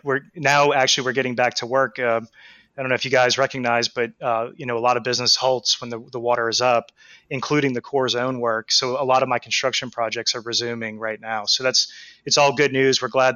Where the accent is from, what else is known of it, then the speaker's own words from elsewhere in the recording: New Orleans, Louisiana, United States; I'm a New Orleans native. I grew up in New Orleans